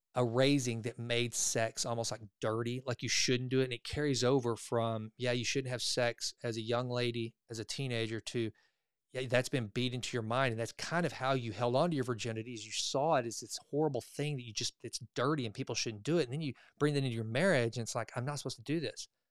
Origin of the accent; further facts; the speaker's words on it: the South, United States; I grew up in the South, right? I grew up in the buckle of the Bible Belt